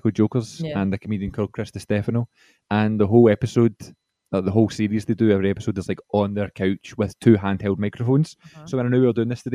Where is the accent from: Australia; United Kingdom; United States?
United Kingdom; Scotland; accent: Scottish; being another like Scottish lingo person, I speak Scottish